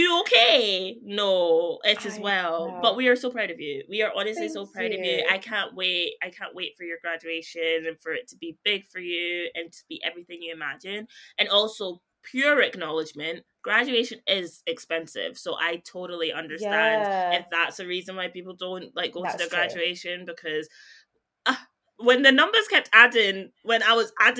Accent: Scotland, United Kingdom

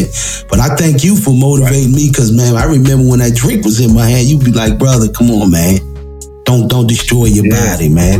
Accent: Washington, District of Columbia, United States; I grew up in that old area. I'm from Minnesota Avenue

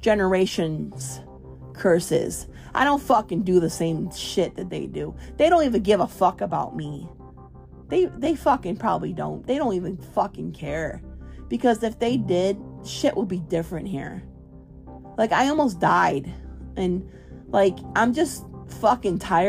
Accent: Chicago, Illinois, United States; moved away; also born or lived in Florida; I was raised in Chicago

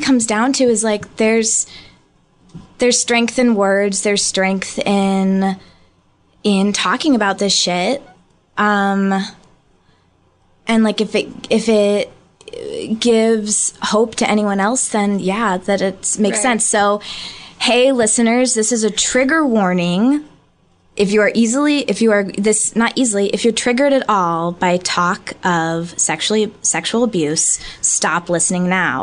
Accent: St. Louis, Missouri, United States; moved away as an adult; also born or lived in Chicago; now in Los Angeles, United States; I'm growing up in St. Louis, Missouri

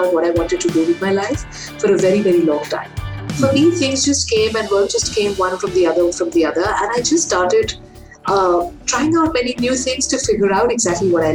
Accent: Kolkata, West Bengal, India; moved away as an adult; now in Nepal; I'm an Indian. I was born in Calcutta many, many years ago

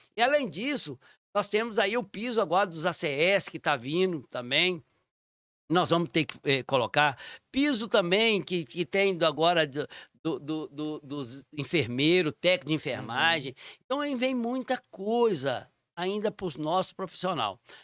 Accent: Raposos, Minas Gerais, Brazil; also born or lived in Sabará; minha mãe veio do interior, meu pai do interior, sem estudo, sobrevivemos aqui

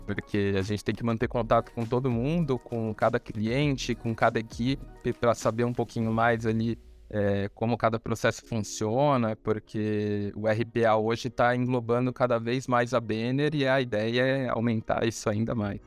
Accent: Santos, São Paulo, Brazil; sou nascido e criado em Santos

